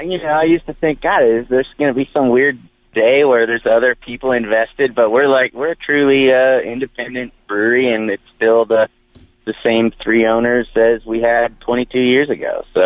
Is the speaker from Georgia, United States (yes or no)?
no; Wheat Ridge, Colorado, United States; also born or lived in Denver, Colorado; now in Durango, United States; I'm a Colorado kid. I was born in Denver. Moved around a little bit when I was young